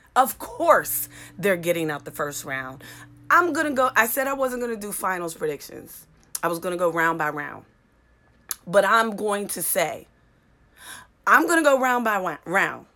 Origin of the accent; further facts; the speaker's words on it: Pittsburgh, Pennsylvania, United States; East Coast, baby, born and raised in Pittsburgh.